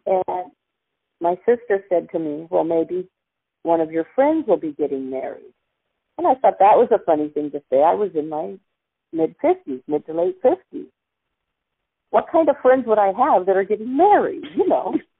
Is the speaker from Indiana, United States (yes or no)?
no; Silicon Valley, California, United States; also born or lived in Denver, Colorado / Sunnyvale / San Jose; I was five, turning six when we moved here. Went to three different kindergartens